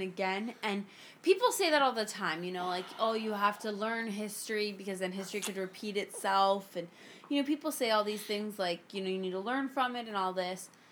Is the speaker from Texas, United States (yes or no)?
no; South Florida, United States; I'm from South Florida